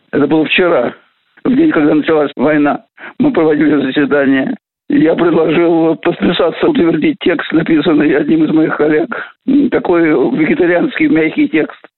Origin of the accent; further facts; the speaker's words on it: Russia; Тем более, что этнически я не русский. Я россиянин, гражданин России, и, конечно, русский по культуре.